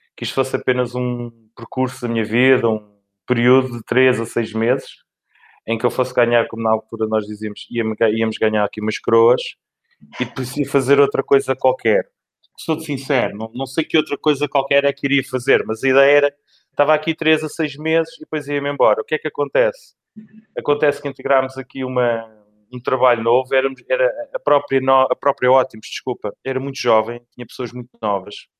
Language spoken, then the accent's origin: Portuguese; Lisbon, Portugal; nasci em Lisboa e por cá fiquei